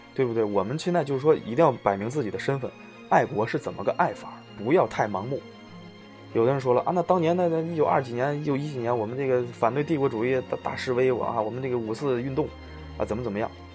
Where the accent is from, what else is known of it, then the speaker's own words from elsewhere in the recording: China; 我们中国人有我们的汉唐盛世，有我们特别长脸的时代